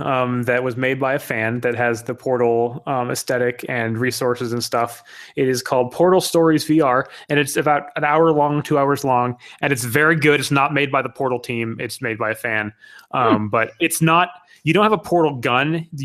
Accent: Hawaii, United States; also born or lived in Japan; I am from Hawaii, and I was born in Japan. I'm half Iranian.

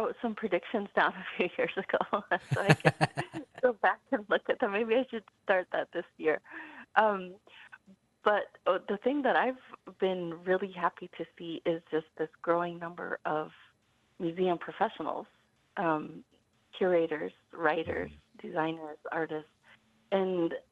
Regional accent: Zuni Pueblo, New Mexico, United States; I'm from Zuni Pueblo

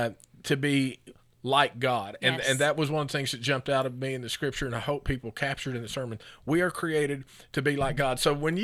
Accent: Oklahoma, United States; we're from Oklahoma.

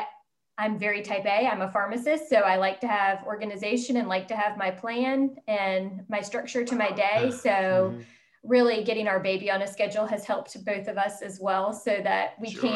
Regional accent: Charlotte, North Carolina, United States; also born or lived in Baltimore; I'm actually from Charlotte originally

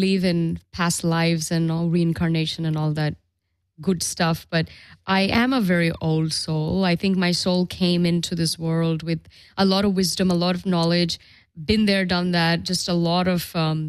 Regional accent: Dubai, United Arab Emirates; also born or lived in Europe; You know, I grew up in Dubai and the Middle East, and it was all Islamic. And then I lived in Europe. It's all very Christian.

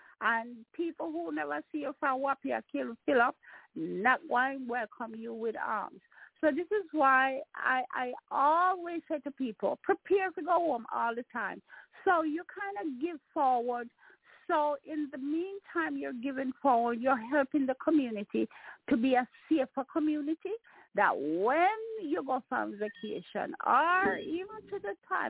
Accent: Jamaica; now in Maryland, United States; I'm a Jamaican

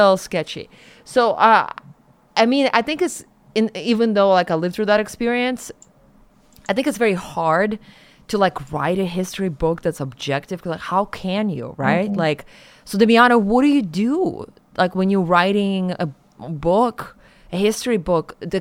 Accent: Siberia, Russia; moved away; I grew up in Siberia

